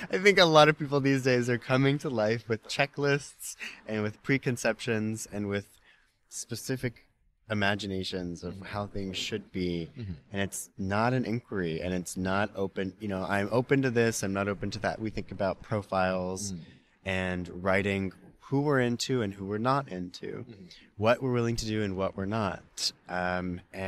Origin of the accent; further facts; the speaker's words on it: the South, United States; now in San Francisco, United States; I grew up in the South.